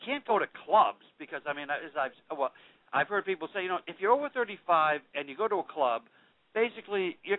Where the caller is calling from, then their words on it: Boston, Massachusetts, United States; But, yeah